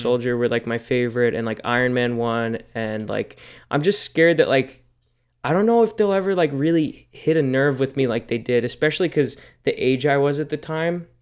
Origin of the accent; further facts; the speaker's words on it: United States; I am also American